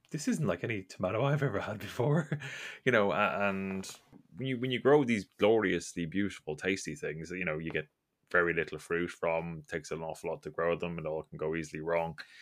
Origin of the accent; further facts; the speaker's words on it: Ireland; I grew up in Ireland